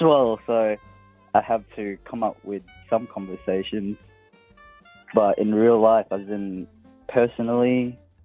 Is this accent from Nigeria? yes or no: no; Perth, Western Australia, Australia; I'm from Perth